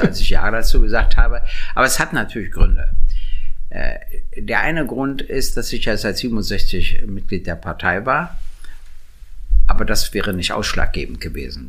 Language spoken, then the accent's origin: German; Berlin, Germany; Denn ich bin in Berlin geboren und habe noch nie woanders gewohnt